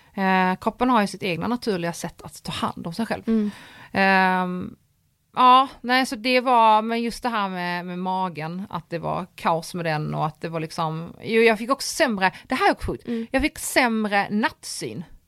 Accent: Poland; now in Sweden; jag är polack

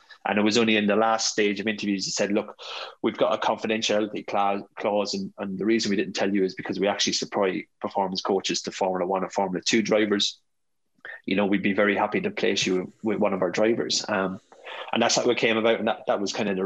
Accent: Ireland; moved away as an adult; also born or lived in Australia / London; born and raised in the Rock

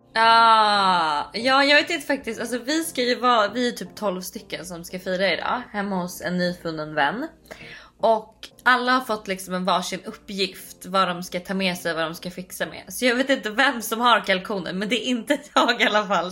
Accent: Sweden; moved away as an adult; now in United States; hemma i Sverige

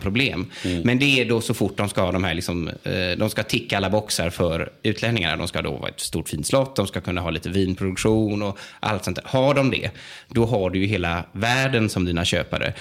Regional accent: Västergötland, outside Jönköping, Västra Götaland, Sweden; moved away as an adult; now in Italy; jag är född och uppvuxen eh, i Västergötland, ja. utanför Jönköping

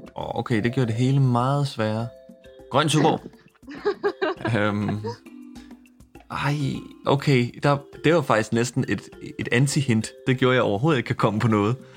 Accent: Smørum, Capital Region of Denmark, Denmark; jeg har gået mange ture i min hjemby Smørum på det seneste, som er en hyggelig forstad uden for København

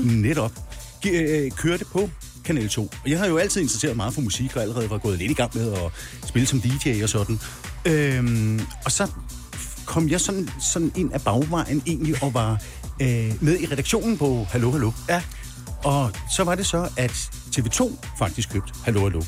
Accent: Birkerød, Capital Region of Denmark, Denmark; moved away as an adult; now in Farum, Denmark; jeg kommer oprindeligt fra Birkerød

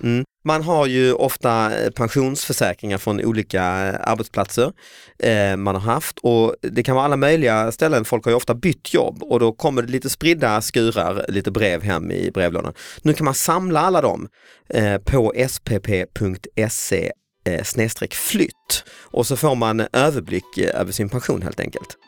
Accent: Lund, Skåne, Sweden; i min hemstad Lund

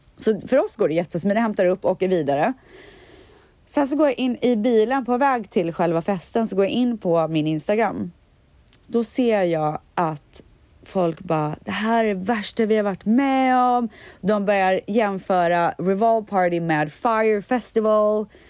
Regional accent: Borås, Västra Götaland, Sweden; jag är ju från Borås och där säger man stuga

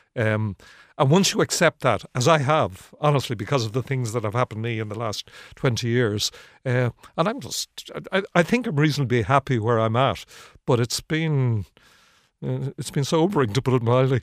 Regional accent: Ireland; I'm from Harl's Cross originally, just up the road. I would have spent a lot of my life around here

